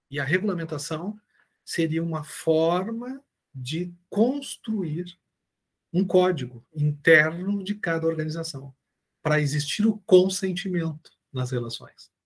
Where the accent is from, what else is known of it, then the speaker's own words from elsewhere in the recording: Brazil; somos brasileiros